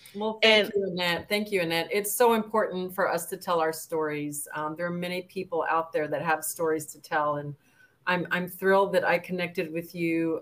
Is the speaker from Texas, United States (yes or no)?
yes; El Paso, Texas, United States; I'm a border town gal. I grew up in El Paso